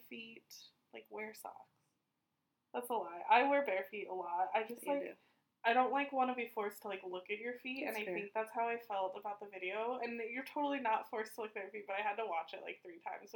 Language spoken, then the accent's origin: English; United States; I'm from the United States, and we were never taught to learn other people's languages